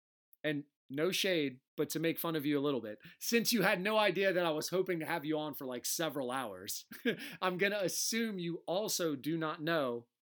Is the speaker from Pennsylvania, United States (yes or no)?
no; Delaware, United States; accent: Delaware; That's my Delaware accent.